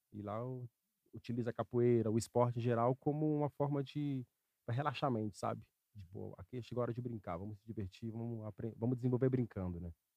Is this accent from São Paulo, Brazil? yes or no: yes; São Paulo, Brazil; Nascido e criado em São Paulo